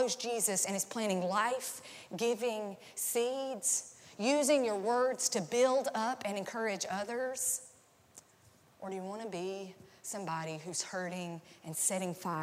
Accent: North Carolina, United States; also born or lived in Nashville; now in Tampa, United States; It was the biggest church, like close to where I grew up in North Carolina.

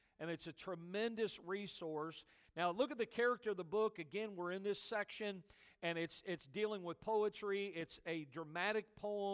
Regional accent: United States; I've only ever lived in America. I was born in America

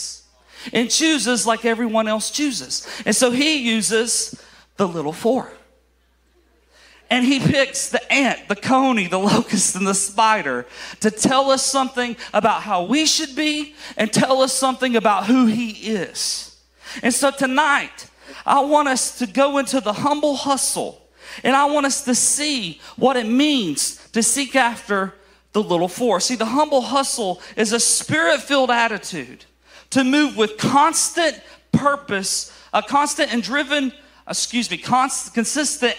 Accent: Alabama, United States; I am from Alabama

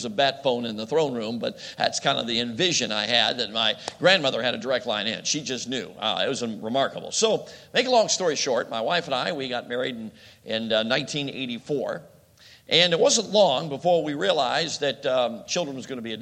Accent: Chicago, Illinois, United States; moved away; I grew up in Chicago

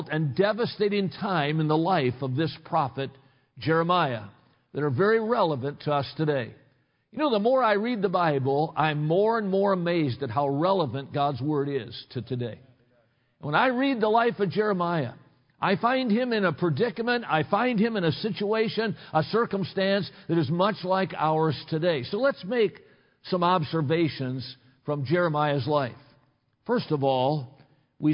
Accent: Watertown, Wisconsin, United States; I grew up in Watertown, Wisconsin

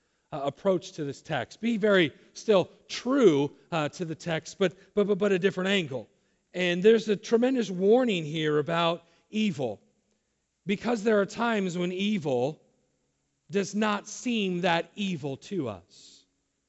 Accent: Southern California, United States; I was raised down in Southern California.

